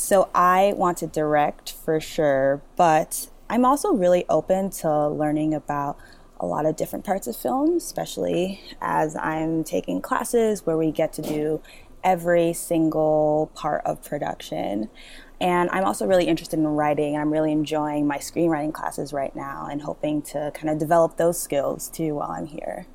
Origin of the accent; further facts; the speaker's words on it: Massachusetts, United States; also born or lived in Nigeria; I grew up in Massachusetts, but I was actually born in Nigeria.